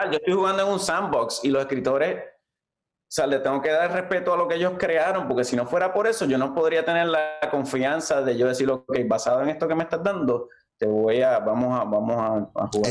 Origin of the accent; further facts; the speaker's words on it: Levittown, Toa Baja, Puerto Rico; moved away; also born or lived in Valparaíso, Toa Baja; yo me crié en Levittown, al lado de la pista.